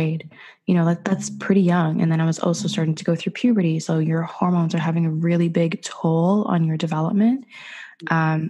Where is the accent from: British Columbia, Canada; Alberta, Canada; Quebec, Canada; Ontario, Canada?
Ontario, Canada; Ottawa; born or raised there; also born or lived in Dubai, United Arab Emirates